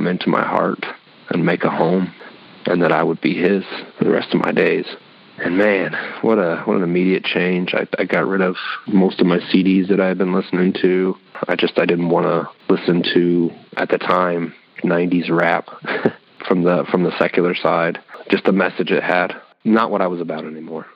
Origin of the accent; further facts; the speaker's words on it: Fort Wayne, Indiana, United States; now in Indianapolis, United States; I'm originally from Fort Wayne, Indiana. Moved to 317 to Indianapolis, Indiana about 20 years ago